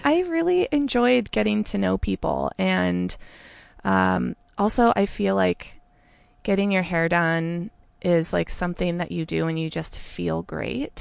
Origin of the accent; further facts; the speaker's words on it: Santa Rosa, California, United States; moved away as an adult; also born or lived in Alameda, California / San Francisco, California; now in Portland, United States; I was born in Alameda, but I grew up in Santa Rosa